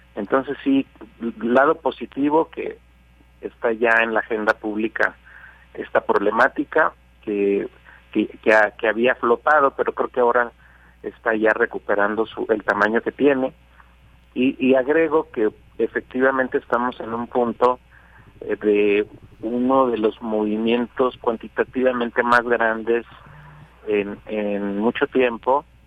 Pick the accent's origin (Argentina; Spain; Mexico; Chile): Mexico; un tercio del total del flujo que arriba a la frontera sur de Estados Unidos somos mexicanos